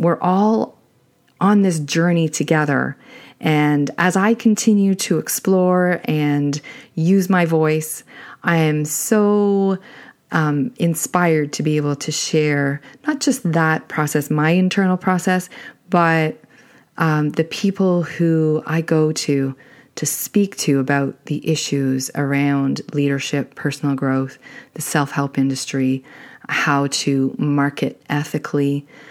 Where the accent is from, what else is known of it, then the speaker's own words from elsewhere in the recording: Canada; I'm Canadian